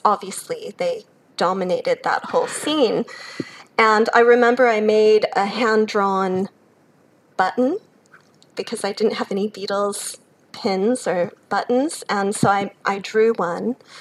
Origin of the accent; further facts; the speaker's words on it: Chicago, Illinois, United States; moved away as an adult; now in Australia; I grew up in Chicago, born to a German mother, an American father. So I grew up in a bilingual household speaking German at home.